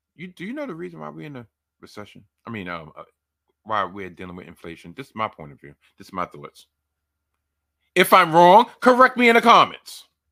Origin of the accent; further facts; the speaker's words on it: New York City, New York, United States; I've been born and raised in New York